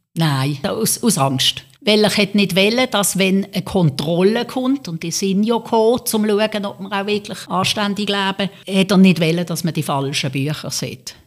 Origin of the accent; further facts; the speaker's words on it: Switzerland; als Schweizerin